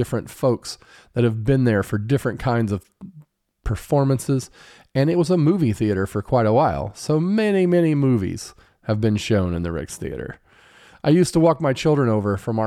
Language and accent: English; Greenfield, Indiana, United States; here in my hometown